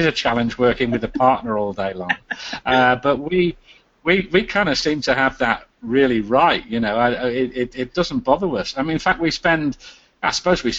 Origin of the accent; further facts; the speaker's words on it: England, United Kingdom; moved away as an adult; also born or lived in Cyprus; now in Magnetic Island, Australia; I am English